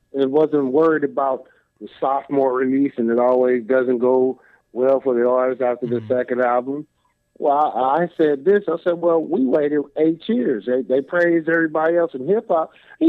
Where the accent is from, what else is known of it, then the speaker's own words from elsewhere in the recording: Compton, California, United States; I'm from Compton.